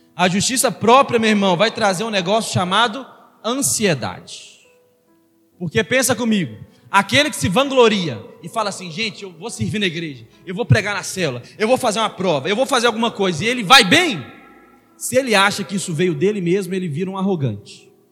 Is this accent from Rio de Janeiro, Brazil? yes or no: no; Belo Horizonte, Minas Gerais, Brazil; sou de Venda Nova, rapaz. Lá no meu bairro é puxa faca